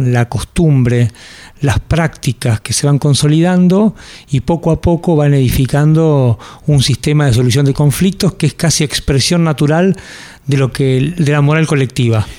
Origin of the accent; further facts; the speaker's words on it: Argentina; somos los argentinos